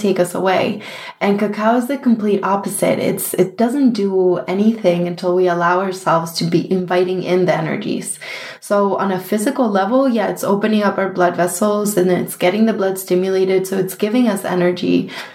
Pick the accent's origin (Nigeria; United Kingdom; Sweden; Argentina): Argentina; now in New York, United States; we grew up in Argentina in a small town that has tons of really, really good chocolate